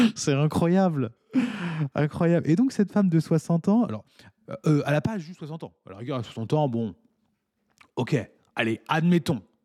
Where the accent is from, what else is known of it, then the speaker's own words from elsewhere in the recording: France; now in Mauritius; je suis français